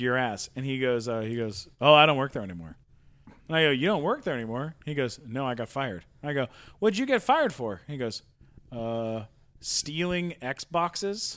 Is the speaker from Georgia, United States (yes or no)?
no; San Diego, California, United States; I grew up in San Diego.